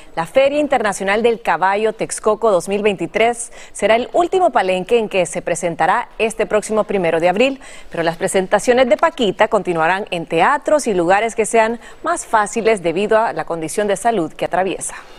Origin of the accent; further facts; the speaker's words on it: Honduras; nosotros los hondureños